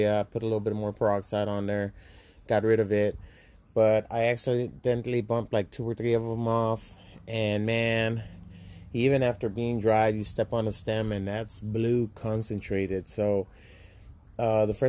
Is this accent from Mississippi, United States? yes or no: no; Laredo, Texas, United States; moved away as an adult; I'm from Laredo, Texas. It's a border town